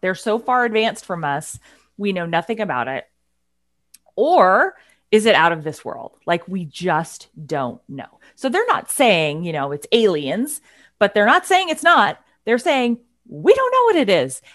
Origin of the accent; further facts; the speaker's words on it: Pacific Northwest, United States; we are two women from the Pacific Northwest.